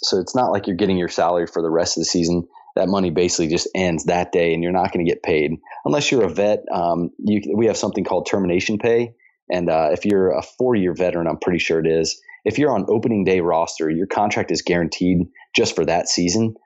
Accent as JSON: {"language": "English", "town": "Dayton", "region": "Ohio", "country": "United States", "tie": "born or raised there", "also_born_or_lived": "Scottsdale, Arizona", "lives_now": "Cincinnati, United States", "said": "I have a lot of family where I grew up in Dayton, Ohio, which is only about 45 minutes from here"}